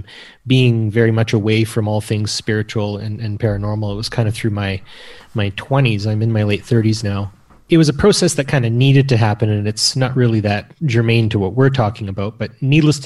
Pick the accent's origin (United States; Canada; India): Canada; the prairies of Canada; I'm from Canada and grew up in the prairies of Canada.